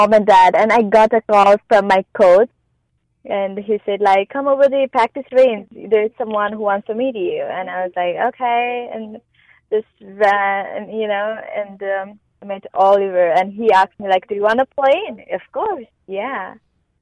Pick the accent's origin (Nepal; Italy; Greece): Nepal; Kathmandu, Bagmati; I'm from Nepal, and my mom and dad used to work at Royal Nepal Golf Club, and my dad still does. So I just grew up at golf course